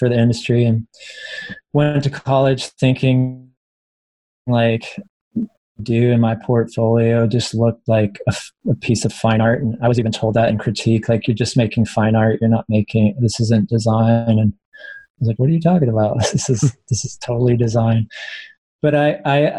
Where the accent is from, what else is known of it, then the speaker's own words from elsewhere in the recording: United States; moved away as an adult; also born or lived in Reno, Nevada; now in Portland, United States; I grew up in Lake Tahoe